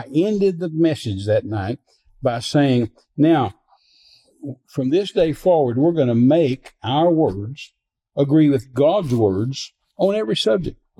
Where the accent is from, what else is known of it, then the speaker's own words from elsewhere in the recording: Midland, Texas, United States; I was raised in Midland, Texas